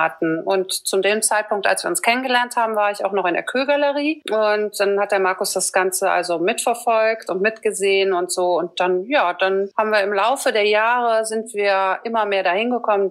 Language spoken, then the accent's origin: German; Düsseldorf, North Rhine-Westphalia, Germany; ich komme aus Düsseldorf